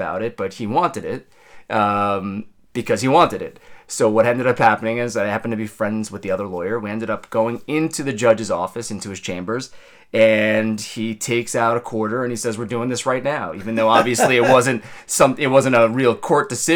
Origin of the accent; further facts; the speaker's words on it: Long Island, New York, United States; moved away as an adult; also born or lived in Queens; now in New Jersey, United States; I grew up on Long Island